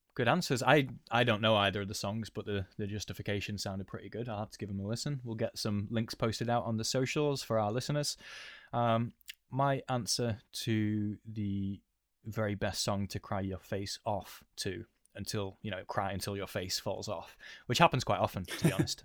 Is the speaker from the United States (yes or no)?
no; United Kingdom; we are British